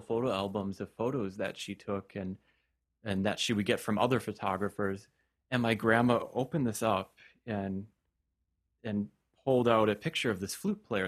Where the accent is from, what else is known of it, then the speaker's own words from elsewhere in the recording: Stevens Point, Wisconsin, United States; it was at a music store in Stevens Point, my hometown